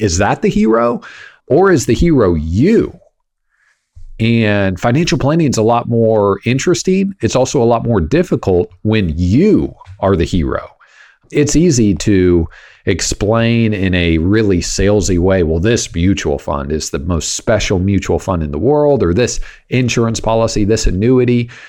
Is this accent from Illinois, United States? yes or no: no; Kansas, United States; now in Texas, United States; growing up in Kansas